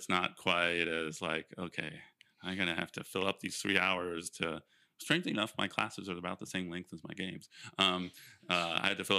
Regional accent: Ohio, United States; also born or lived in Cincinnati, Ohio; I grew up in Ohio on a horse farm

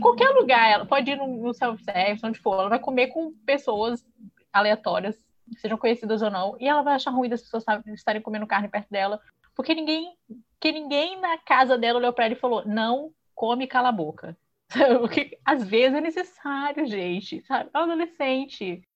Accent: Espírito Santo, Brazil; accent: mineirês; sou capixaba, então se alguém estranhar que de vez em quando sai um mineirês de leve aqui, é porque tá tudo do lado

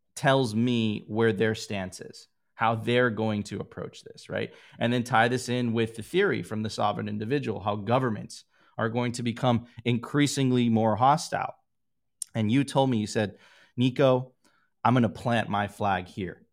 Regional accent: Miami, Florida, United States; I grew up there. That was my hometown

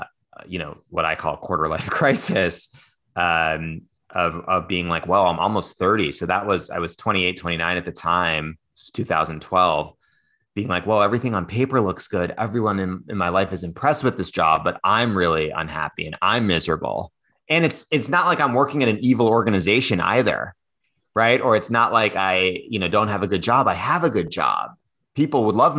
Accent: East Coast, United States; moved away as an adult; now in San Francisco, United States; I grew up on the East Coast and spent most of my life there.

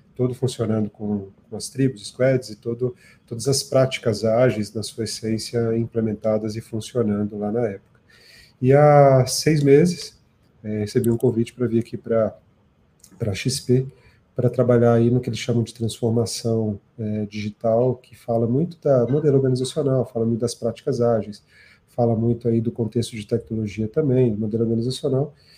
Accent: Brazil; born or raised there; also born or lived in South Africa

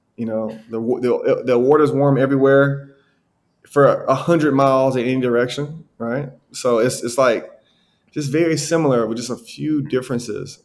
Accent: Alabama, United States; moved away as an adult; now in Salvador, Brazil; I'm from Alabama

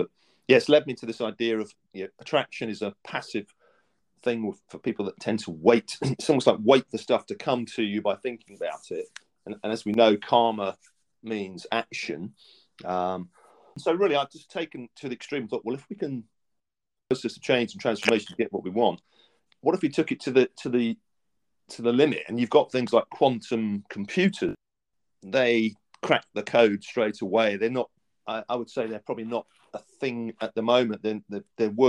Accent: Essex, East of England, United Kingdom; I was brought up in Essex, just east of London

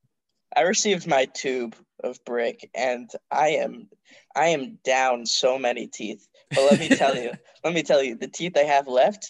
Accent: the South, United States; Like, so Miller's from like Wild West South, and I'm from Civilized South.

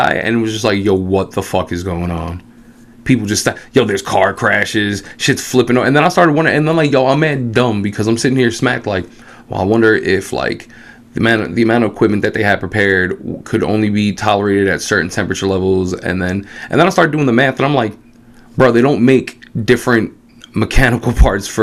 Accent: New York City, New York, United States; we're West Side Manhattan kids.

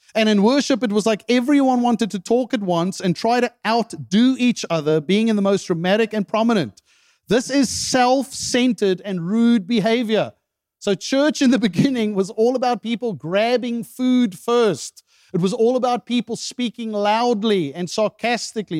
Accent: South Africa; moved away; I remember growing up in South Africa

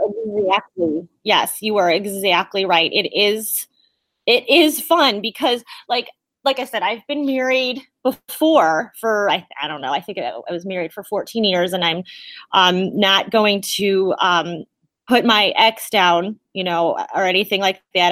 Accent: South Amherst, Ohio, United States; also born or lived in Oberlin, Ohio / Elyria, Ohio; I believe I was born in Oberlin or Elyria Hospital, which is here in Ohio, and I had grown up in South Amherst

